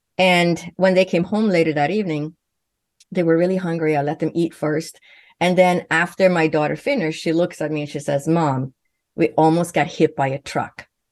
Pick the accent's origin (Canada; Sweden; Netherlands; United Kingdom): Sweden; first language Swedish; English is a second language; moved away; growing up in Sweden